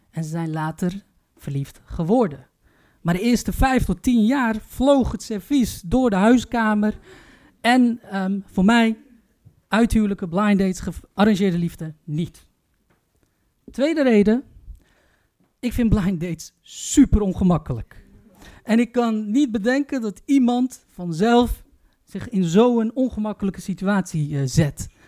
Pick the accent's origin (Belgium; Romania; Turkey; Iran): Turkey; Jullie vergeten één detail. Ik ben Turks.